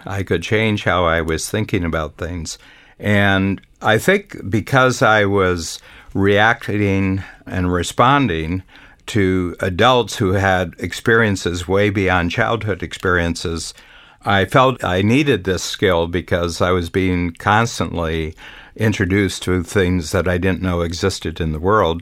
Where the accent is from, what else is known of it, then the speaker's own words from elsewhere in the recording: Northern Ohio, United States; on a farm that I grew up in in Northern Ohio